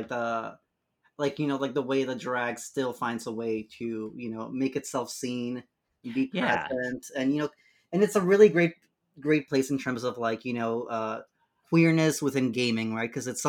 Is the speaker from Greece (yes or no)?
no; Ecatepec, State of Mexico, Mexico; moved away; Ecatepec. It's like near Mexico City, a little bit out of Mexico City.